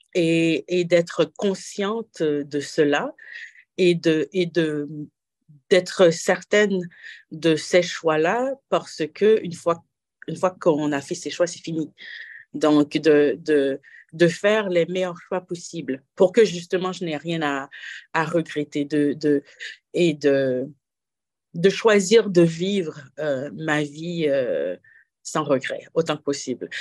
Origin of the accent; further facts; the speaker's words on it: Haiti; moved away as an adult; also born or lived in Switzerland; now in Toronto, Canada; je suis né en Haïti et ça fait 18 hivers que, je suis euh, au Canada